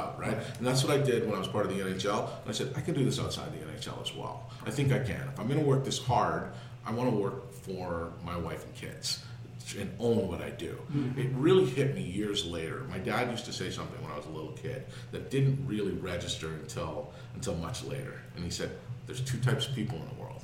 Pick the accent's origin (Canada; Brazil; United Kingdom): Canada; I'm from Canada